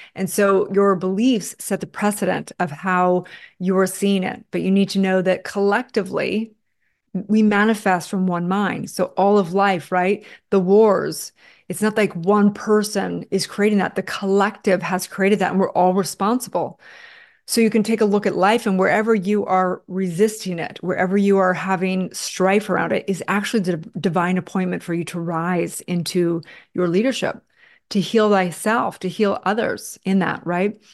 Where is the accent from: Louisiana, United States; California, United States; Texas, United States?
California, United States; Santa Barbara; I grew up in Santa Barbara, California